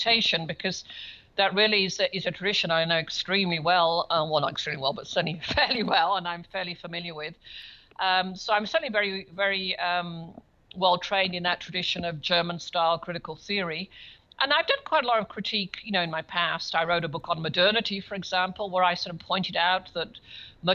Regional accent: Birmingham, West Midlands, United Kingdom; moved away as an adult; also born or lived in Cambridge, England / Melbourne, Australia / United States; I grew up in Birmingham in England.

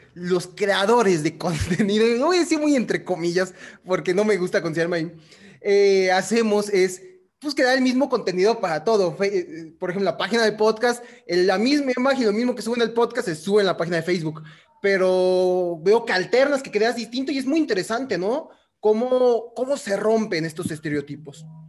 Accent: Michoacán, Mexico; yo soy de Michoacán

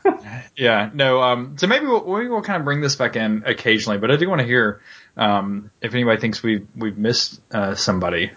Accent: Charlotte, North Carolina, United States; I grew up in Charlotte

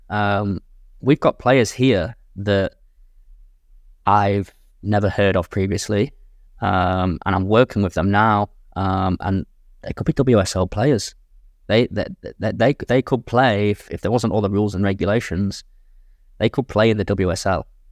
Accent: England, United Kingdom; moved away as an adult; now in Jeddah, Saudi Arabia; I'm from England

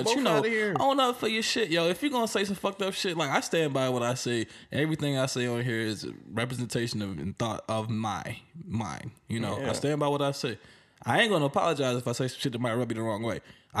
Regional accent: the South, United States; I'm from the South

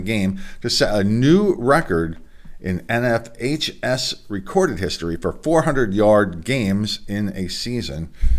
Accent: Delaware, United States; my home state here in Delaware

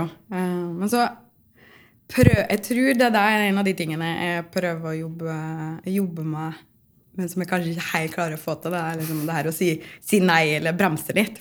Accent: Otta, Innlandet, Norway; now in Trondheim, Norway; Jeg kommer fra Otta i Gudbrandsdalen, men jeg føler jo at jeg er litt sånn trønder nå

